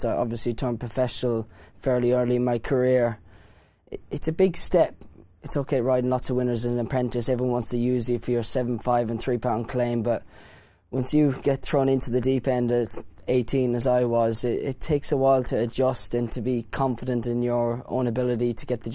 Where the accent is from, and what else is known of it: Ireland; born or raised there